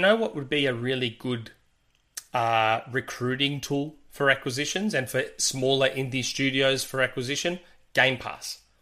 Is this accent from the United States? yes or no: no; Australia; accent: Australian with Greek ethnic spin; my Australian accent has that ethnic spin to it because I'm Greek